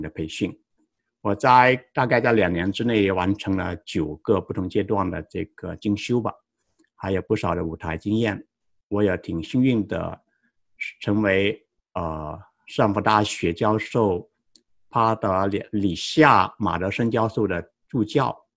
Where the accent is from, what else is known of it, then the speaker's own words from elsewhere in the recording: Guangdong, China; moved away as an adult; also born or lived in Tennessee, United States / Wisconsin, United States / San Jose, United States; now in United States; 我成长在广东，二零零一年到美国留学，呃，获得田纳西大学的 M B A 学位